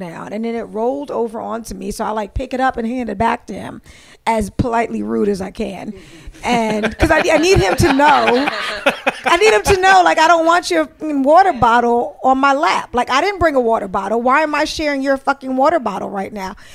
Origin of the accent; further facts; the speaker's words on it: Prince George's County, Maryland, United States; moved away as an adult; also born or lived in Brooklyn, New York; now in New York, United States; I grew up in Maryland, right outside of D.C. in Prince George's County.